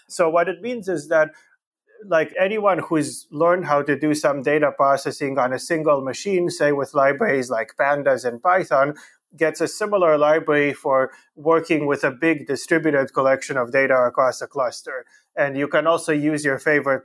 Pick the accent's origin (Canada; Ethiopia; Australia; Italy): Canada; also born or lived in Romania; I was born in Romania, in Europe, and I grew up mostly in Canada.